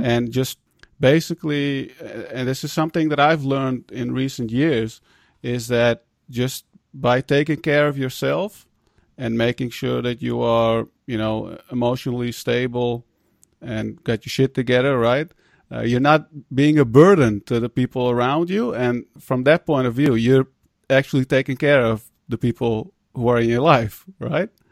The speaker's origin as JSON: {"language": "English", "country": "Netherlands", "tie": "born or raised there", "said": "being immigrants, um, growing up in the Netherlands"}